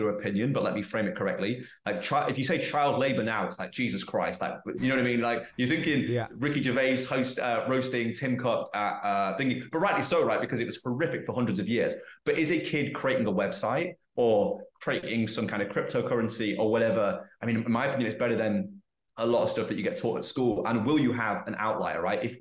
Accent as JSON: {"language": "English", "region": "England", "country": "United Kingdom", "tie": "born or raised there", "moved": "as an adult", "said": "I've learned more about being English in the 2 years I've been out of the UK than I have in the 27 years I was there."}